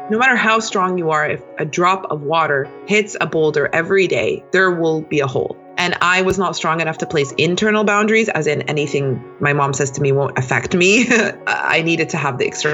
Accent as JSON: {"language": "English", "town": "Toronto", "region": "Ontario", "country": "Canada", "tie": "born or raised there", "said": "I was born and raised in Toronto. I still live here as of now."}